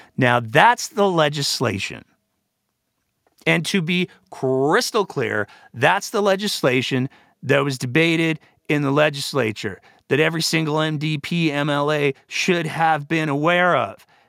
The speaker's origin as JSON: {"language": "English", "region": "Alberta", "country": "Canada", "tie": "born or raised there", "said": "I was born in this province. I was raised in this province."}